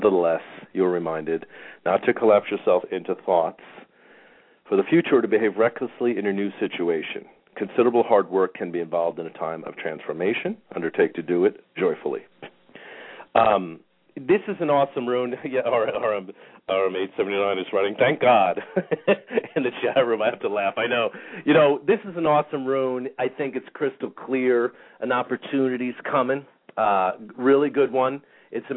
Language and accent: English; New York, United States; I'm in a New Yorker.